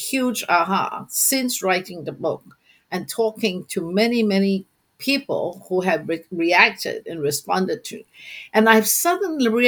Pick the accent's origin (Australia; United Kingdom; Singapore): Singapore; I'm from Singapore